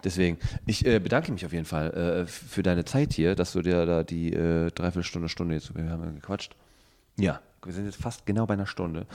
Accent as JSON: {"language": "German", "region": "North Rhine-Westphalia", "country": "Germany", "said": "ich komme aus, äh, ähm, aus Ostwestfalen"}